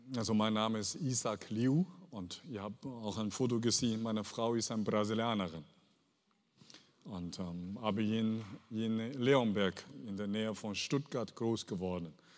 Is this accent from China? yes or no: yes; Henan, China; German is a second language; now in Germany; ich bin aufgewachsen in China, in äh, Henan, Henan Provinz, südlich